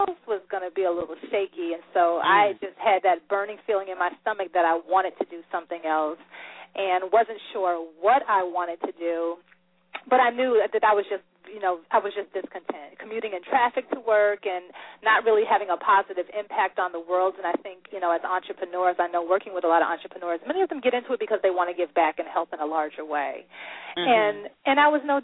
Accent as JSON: {"language": "English", "town": "Springfield", "region": "Massachusetts", "country": "United States"}